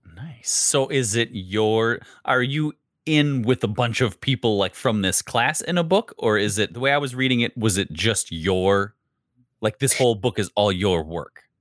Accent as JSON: {"language": "English", "region": "Wisconsin", "country": "United States", "accent": "Wisconsin", "said": "I have a Wisconsin accent, yes, Midwest"}